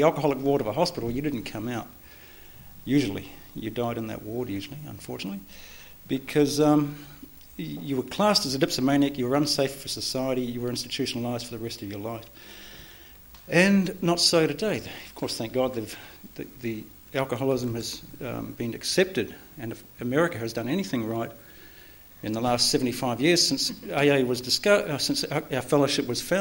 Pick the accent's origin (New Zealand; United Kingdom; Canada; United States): New Zealand; I was born in New Zealand.